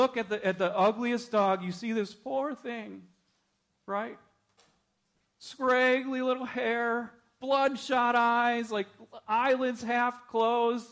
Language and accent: English; Minnesota, United States; I grew up in Minnesota.